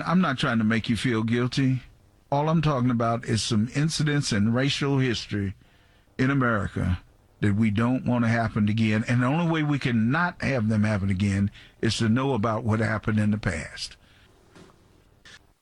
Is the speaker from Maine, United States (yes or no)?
no; Arkansas, United States; moved away; the Arkansas Gazette, my hometown newspaper